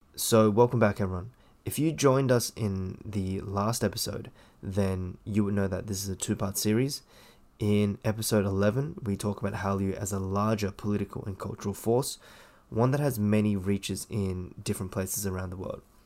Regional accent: Australia; I was born in Australia

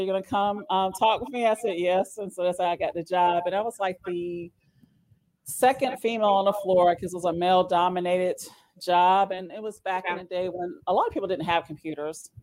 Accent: New York City, New York, United States; also born or lived in Phoenix, Arizona; now in Greenville, United States; I was born in Manhattan, New York

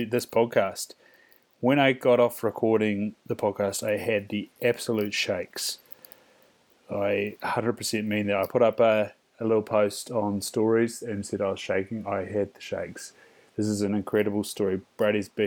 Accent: New Zealand; now in Australia; I'm from New Zealand, I am not Māori

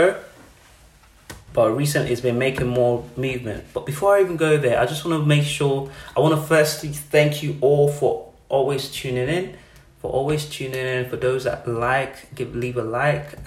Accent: Nigeria; now in United Kingdom; I'm born and raised in Nigeria

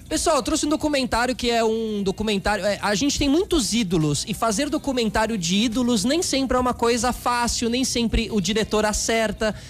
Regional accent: Brazil; a gente aqui como brasileiro

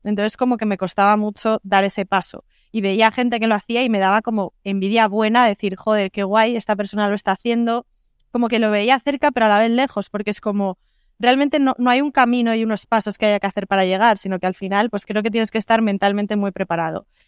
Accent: Madrid, Community of Madrid, Spain; also born or lived in Lisbon; soy de Madrid, pero vivo en remoto

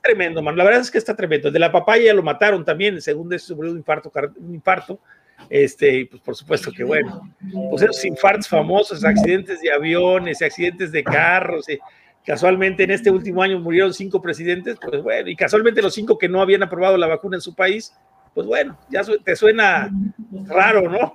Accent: Mexico; nosotros como México

